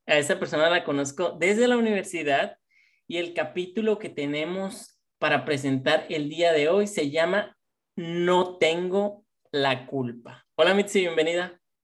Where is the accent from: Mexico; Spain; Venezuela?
Mexico; nosotros nacimos en México